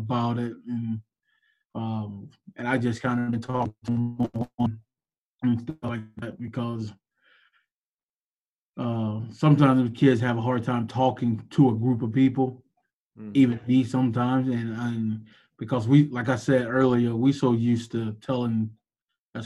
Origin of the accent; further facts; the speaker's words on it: Florida, United States; I'm from Florida